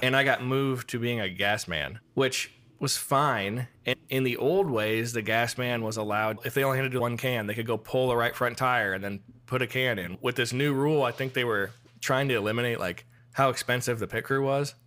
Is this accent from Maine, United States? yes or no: no; Iowa, United States; moved away; growing up in Iowa